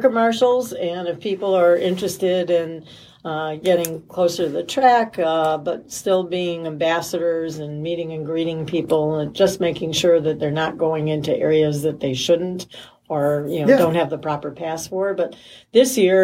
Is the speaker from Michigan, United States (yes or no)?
yes; Detroit, Michigan, United States; also born or lived in New York; I was born in New York, but raised in Detroit